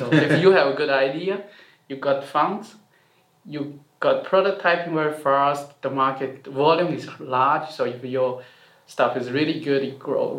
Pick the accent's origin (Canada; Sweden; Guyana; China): China; moved away as an adult; also born or lived in Germany; now in Zurich, Switzerland; I grew up in China and then went to Germany for my master's study. And I end up here at Zurich ETH for my PhD.